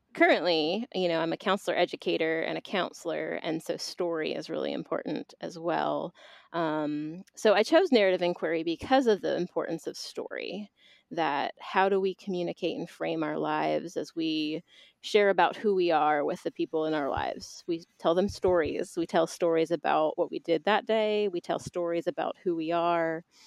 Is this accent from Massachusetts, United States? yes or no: yes; Boston, Massachusetts, United States; also born or lived in Philadelphia, Pennsylvania / Atlanta, Georgia; now in Bristol, Tennessee, United States; I was born in Boston, Massachusetts